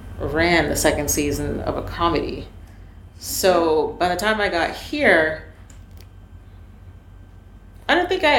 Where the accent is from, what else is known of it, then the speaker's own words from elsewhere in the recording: Canada; now in United States; This is my first job in the States. So, you know, I came here from Canada with a lot of varied experience.